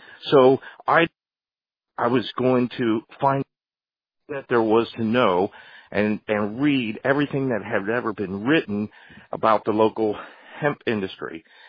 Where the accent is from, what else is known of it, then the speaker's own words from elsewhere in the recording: Ephrata, Pennsylvania, United States; I'm from Lancaster County, Pennsylvania, so I concentrated a lot of my efforts into the county where I was born and raised.